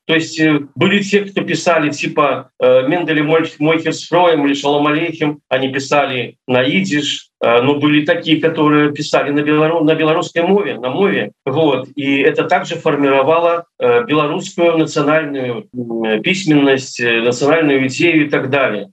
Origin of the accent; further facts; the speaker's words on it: Belarus; ментально я белорус